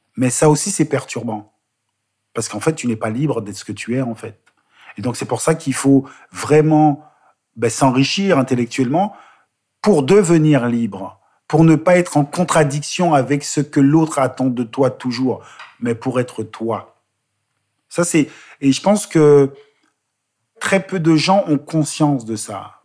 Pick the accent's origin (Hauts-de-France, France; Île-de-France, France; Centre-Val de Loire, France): Île-de-France, France; Bois-Colombes; also born or lived in Guadeloupe; J'ai grandi euh, dans la région parisienne